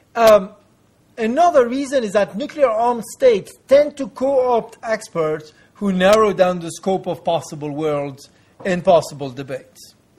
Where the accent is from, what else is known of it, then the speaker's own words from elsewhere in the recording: France; in my home country, France